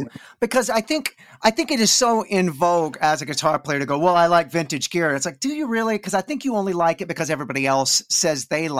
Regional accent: Dallas, Texas, United States; I'm from Dallas.

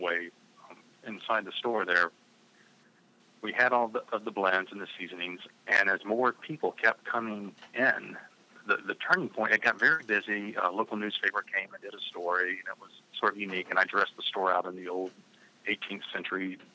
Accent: the South, United States; I grew up in the South

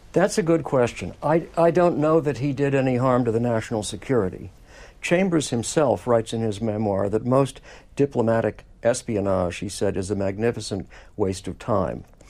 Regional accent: New York City, New York, United States; I grew up in Manhattan and walked all over lower Manhattan as a kid in those years

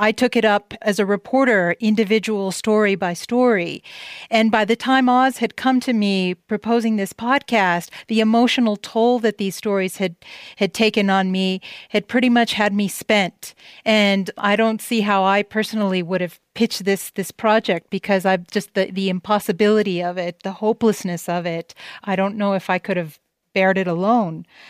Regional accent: El Paso, Texas, United States; my hometown, El Paso, Texas

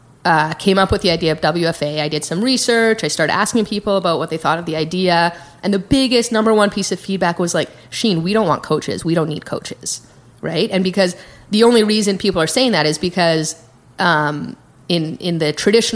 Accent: Calgary, Alberta, Canada; moved away as an adult; now in San Francisco, United States; I grew up in Calgary, Canada

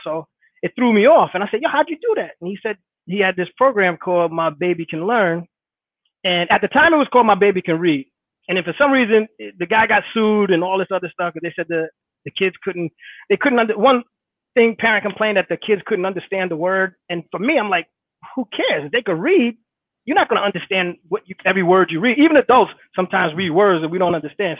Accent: Hackensack, New Jersey, United States; I grew up in Hackensack, New Jersey

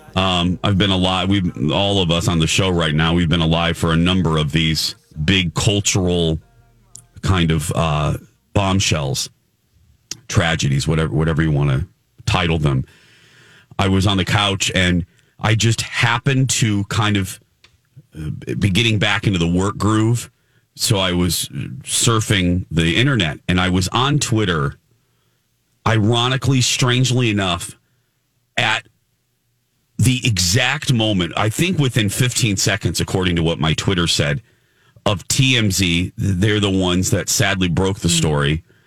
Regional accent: Chicago, Illinois, United States; We're from the Chicago area

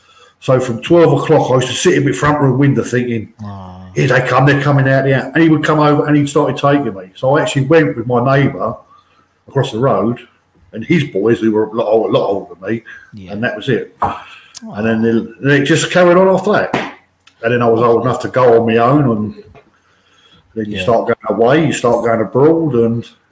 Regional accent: London, United Kingdom; my dad, we grew up in North London, it was either Arsenal or Tottenham, there was no in between.

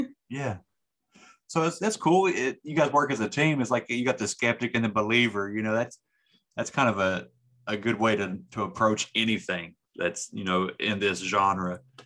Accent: West Virginia, United States; my home state

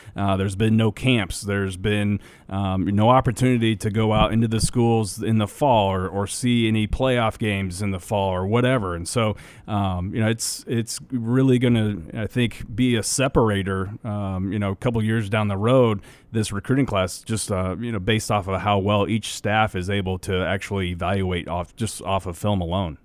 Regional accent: Nebraska, United States; we grew up in Nebraska.

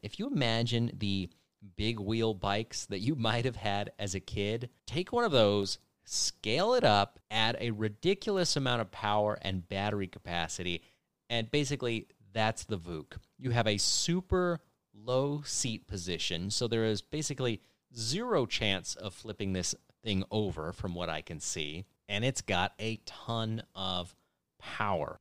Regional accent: California, United States; born or raised there

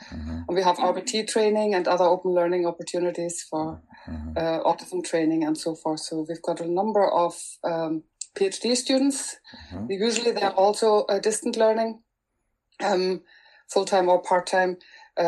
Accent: Germany; first language German; English is a second language; moved away as an adult; now in Northern Ireland, United Kingdom; I'm originally from Germany

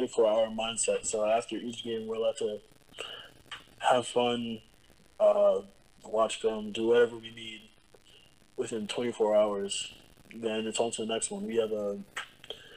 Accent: New York, United States; moved away as an adult; now in Connecticut, United States; I'm from New York

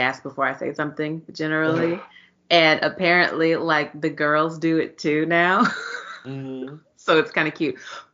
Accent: East Texas, United States; I am from East Texas

